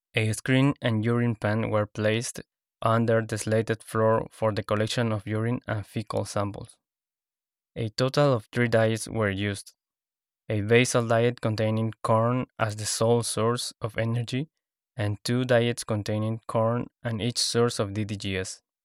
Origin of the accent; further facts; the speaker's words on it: Lima, Peru; moved away; I am from Lima, Peru